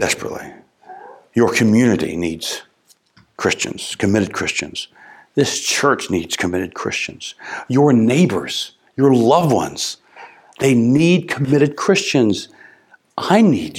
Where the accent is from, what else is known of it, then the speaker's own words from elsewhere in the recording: United States; As an American